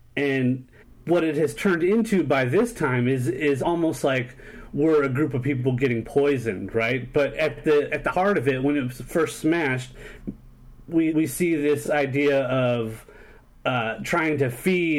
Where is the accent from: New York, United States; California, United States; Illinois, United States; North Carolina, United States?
California, United States; San Diego; born there; People trip out when I tell them that I was born in San Diego.